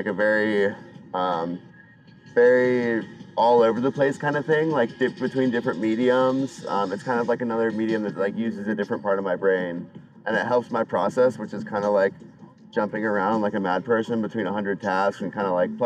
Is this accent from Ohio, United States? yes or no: yes; Cincinnati, Ohio, United States; moved away as an adult; I grew up in Cincinnati, spent most of my life there, you know, went to through growing up and then through college